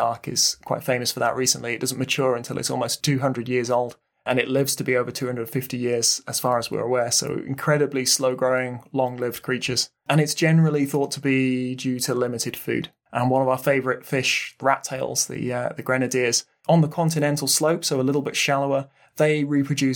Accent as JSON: {"language": "English", "region": "Midlands", "country": "United Kingdom", "said": "We're from the Midlands"}